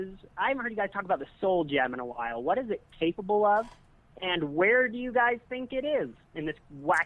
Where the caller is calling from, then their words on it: Utah, United States; calling from Utah.